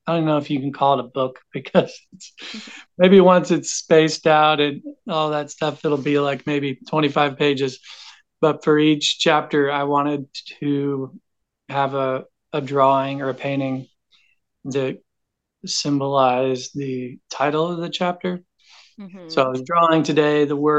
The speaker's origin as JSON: {"language": "English", "town": "Knoxville", "region": "Tennessee", "country": "United States", "tie": "born or raised there", "said": "I grew up in Knoxville, Tennessee, like from 18 on growing up for about 20 years."}